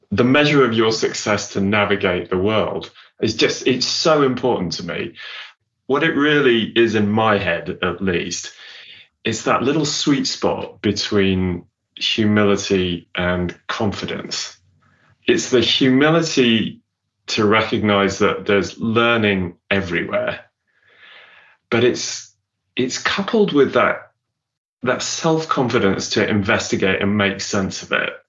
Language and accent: English; Southern Province, Zambia; born there; I was born in in actually quite a remote part of southern Zambia